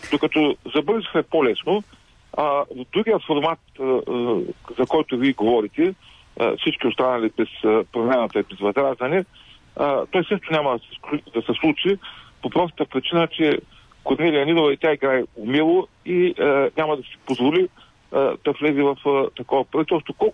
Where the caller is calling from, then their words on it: Ruse, Ruse Province, Bulgaria; от Русе.